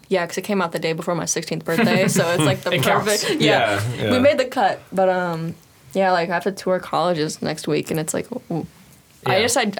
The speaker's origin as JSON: {"language": "English", "region": "Illinois", "country": "United States", "moved": "yes", "lives_now": "Las Vegas, United States", "said": "Like, I'm from the Midwest. Like, I'm from Illinois. Okay. I'm never going back there."}